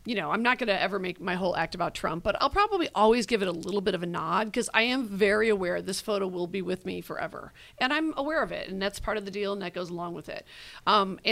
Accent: United States; accent: American; your American accent

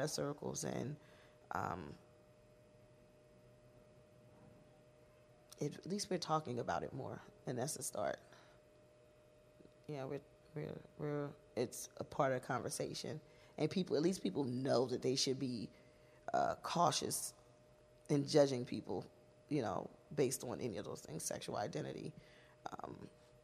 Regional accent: Philadelphia, Pennsylvania, United States; if you see someone else from Philadelphia, it's always love

